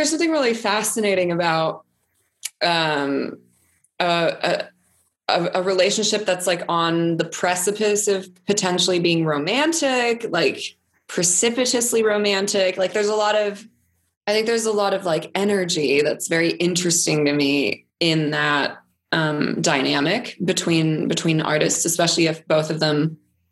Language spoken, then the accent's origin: English; California, United States; now in Vienna, Austria; I was born in California and I grew up there. And then but my family moved